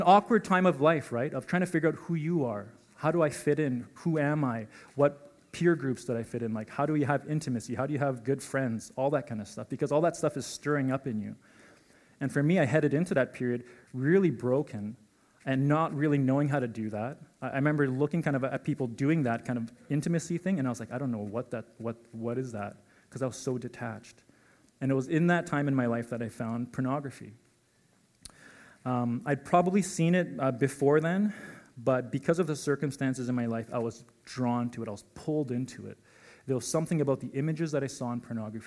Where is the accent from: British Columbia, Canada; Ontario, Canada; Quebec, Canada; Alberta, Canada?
Alberta, Canada; Calgary; I was born and raised in Calgary